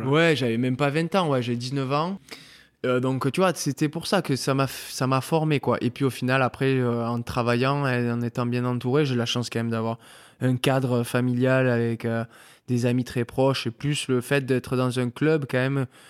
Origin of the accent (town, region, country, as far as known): Mont-de-Marsan, Nouvelle-Aquitaine, France; born or raised there; moved away as an adult; also born or lived in Argelès-Gazost / Pamiers; now in Bordeaux, France